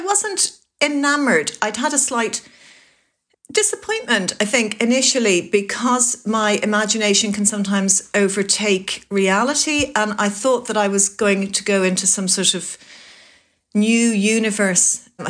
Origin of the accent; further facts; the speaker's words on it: Greystones, County Wicklow, Ireland; So in many ways, when people say, where are you from? The answer that I is there to give is Greystones